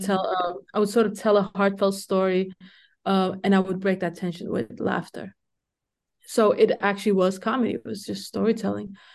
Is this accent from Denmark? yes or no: yes; Denmark; I grew up in Denmark